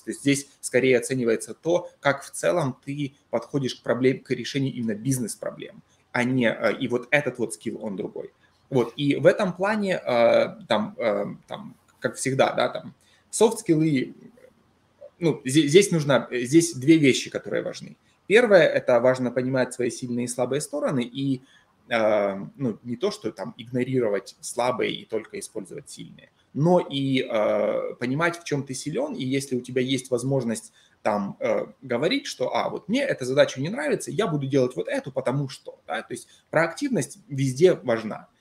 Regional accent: Donbas, Ukraine; now in Seattle, United States; там, откуда я, это всегда было одно и то же

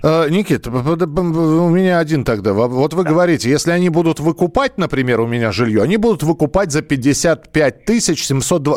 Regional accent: Moscow, Russia; я вот коренной москвич

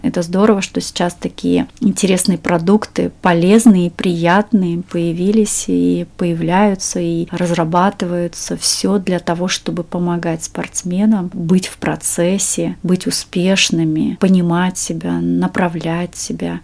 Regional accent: Siberia, Russia; now in Moscow, Russia; я сама из Сибири, и, эм, сейчас живу в Москве

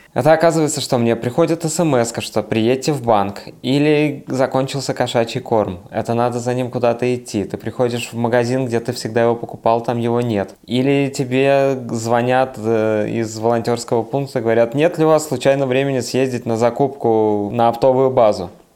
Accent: Siberia, Russia; moved away; also born or lived in Saint Petersburg; я из Сибири, а вот потом в Петербурге жил

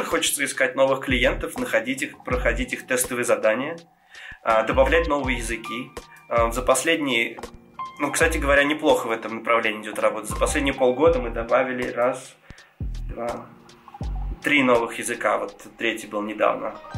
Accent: Georgia; first language Georgian; Russian is a second language; я грузин

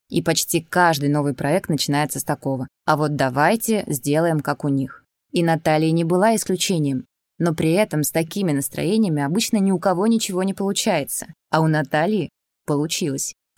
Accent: Kaliningrad, Kaliningrad Oblast, Russia; выросла в достаточно западном городе, Кёнигсберге

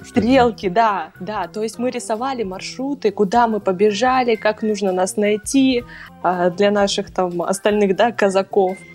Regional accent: Taishet, Irkutsk Oblast, Russia; Родилась я в городе Тайшете. Это маленький городок в Иркутской области, Восточной ты, Сибири

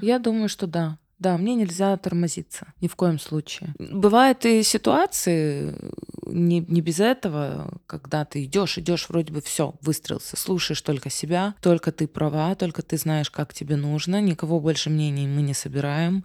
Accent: Odesa, Odesa Oblast, Ukraine; moved away; я одесситка

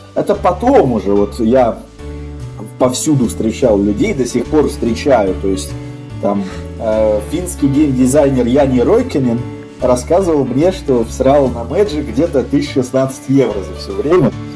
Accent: Saint Petersburg, Russia; в Питере, где я родился, ну, родился в Ленинграде

